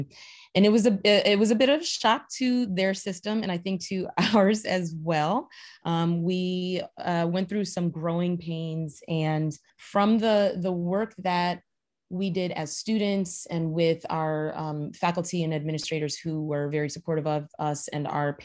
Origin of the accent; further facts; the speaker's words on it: New Haven, Connecticut, United States; moved away as an adult; also born or lived in New York / Chicago; growing up in New Haven, you know, I was a townie